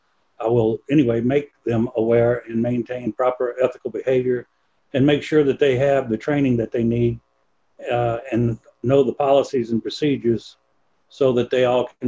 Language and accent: English; Virginia, United States; moved away as an adult; also born or lived in New Orleans; now in Tillamook County, United States; I'm originally from Virginia, joined the Navy at 19